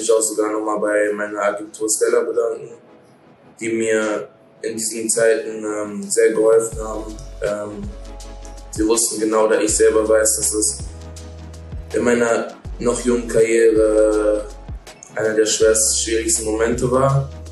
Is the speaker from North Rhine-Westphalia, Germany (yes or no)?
no; Hanover, Lower Saxony, Germany; now in Lustenau, Austria; wir in Hannover